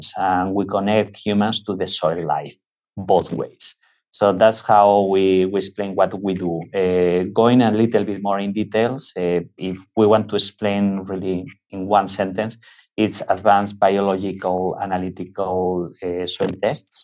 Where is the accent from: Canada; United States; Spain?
Spain; northwest Spain; moved away; we are originally from Spain. We come from the northwest of Spain